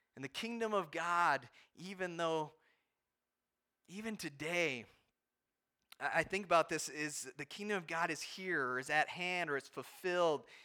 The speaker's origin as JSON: {"language": "English", "country": "United States", "said": "as American Christians"}